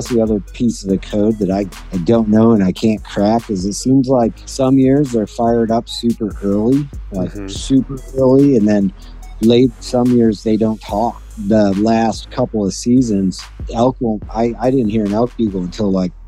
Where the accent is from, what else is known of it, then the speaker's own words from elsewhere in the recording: East Coast, United States; moved away; I grew up on the East Coast.